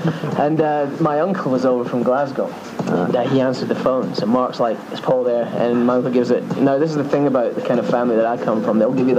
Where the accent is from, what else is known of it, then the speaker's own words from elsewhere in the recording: South Africa; I'm actually South African.